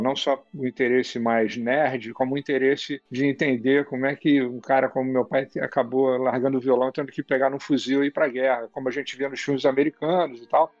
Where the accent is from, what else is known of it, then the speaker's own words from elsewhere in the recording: Rio de Janeiro, Brazil; quando eu era pequeno aqui no Rio de Janeiro, onde eu morava